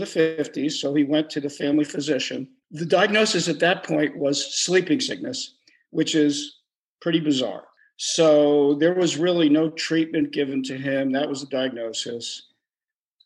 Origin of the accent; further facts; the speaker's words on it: Trenton, New Jersey, United States; I grew up in Trenton, New Jersey